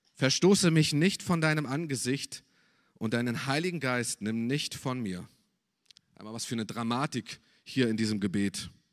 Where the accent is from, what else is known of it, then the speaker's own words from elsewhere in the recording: Germany; als Deutscher